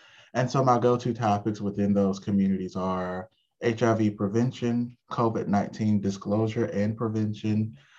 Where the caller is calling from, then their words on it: Starkville, Mississippi, United States; I'm calling in from Starkville, Mississippi.